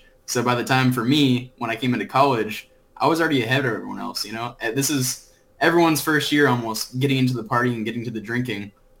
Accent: Orange County, California, United States; moved away as an adult; also born or lived in Florida; now in Stillwater, United States; I was born in Florida. Moved to Orange County when I was about 3, and I was that typical surfer, skater, snowboard kid.

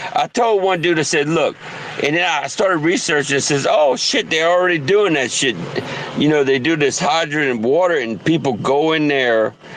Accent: southern Louisiana, United States; moved away; louisiana i'm french

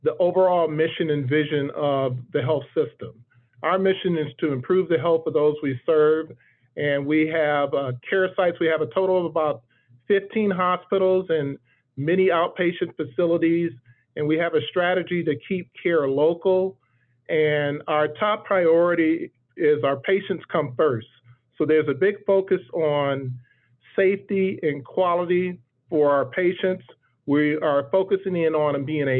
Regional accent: Cleveland, Ohio, United States; I'm originally from Cleveland, Ohio

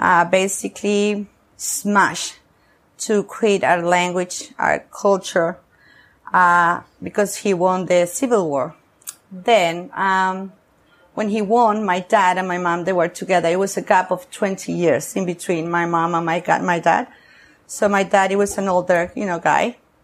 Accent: San Sebastian, Basque Country, Spain; English is a second language; moved away as an adult; also born or lived in Costa Rica / Dublin, Ireland / Barcelona, Spain / San Francisco, United States; now in Nicaragua; I feel very Basque because I was, you know, I grew up in there, like when I was 11, 12, 13, blah, blah, blah. So I get drunk and funny and parties and my best friends, which they still are. I did everything in San Sebastian, okay. Donostia.

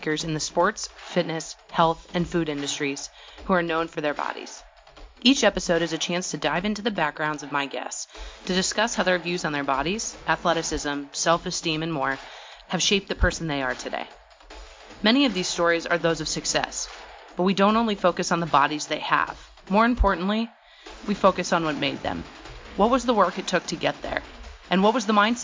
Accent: Portland, Oregon, United States; now in Washington, D.C., United States; I'm actually from Portland

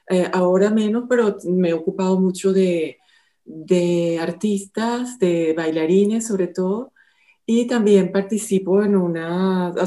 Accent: Venezuela; moved away as an adult; also born or lived in France; now in Monaco; soy venezolana y eh, he trabajado, bueno, los últimos años en Francia, en Venezuela también, y bueno, tengo ya eh, como 17 años aquí en, en Mónaco trabajando.

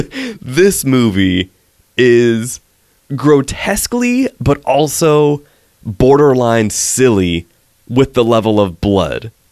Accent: West Coast, United States; I grew up on the West Coast

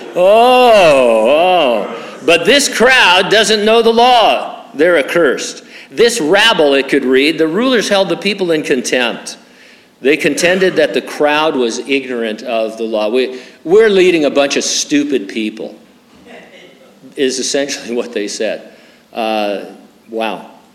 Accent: San Bernardino, California, United States; also born or lived in Stamford, Connecticut; now in Hanford, United States; I lived in San Bernardino for 27 years from 1958 until 1985. I've lived in Hanford the last 37 years

